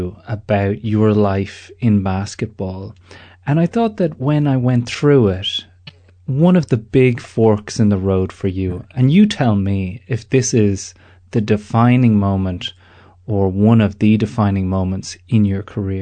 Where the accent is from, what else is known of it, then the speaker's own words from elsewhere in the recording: Ireland; moved away; I am the Irishman Abroad